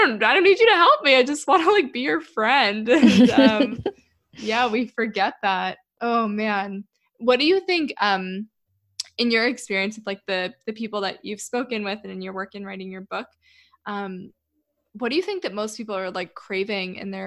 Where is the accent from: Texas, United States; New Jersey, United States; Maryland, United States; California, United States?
Maryland, United States; I grew up in Maryland in just like this random suburb